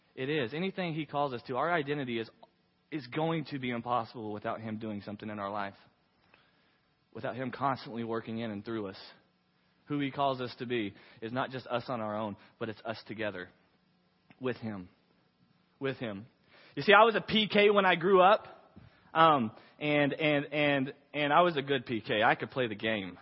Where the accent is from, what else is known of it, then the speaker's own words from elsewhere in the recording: Waco, Texas, United States; I was from Waco, Texas